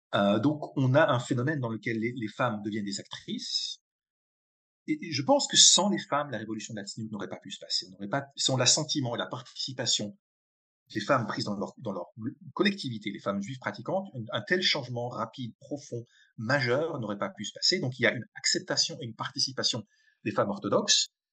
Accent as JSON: {"language": "French", "town": "Colmar", "region": "Grand Est", "country": "France", "tie": "born or raised there", "also_born_or_lived": "Geneva, Switzerland / Israel", "moved": "as an adult", "said": "J'ai été, grandi une famille traditionnelle alsacienne, euh, Colmar en Alsace"}